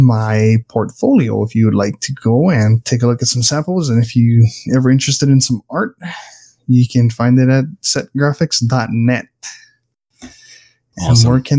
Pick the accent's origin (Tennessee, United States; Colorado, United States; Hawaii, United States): Hawaii, United States; now in Canada; I'm the Hawaiian guy, the crazy one that decides to move to Canada.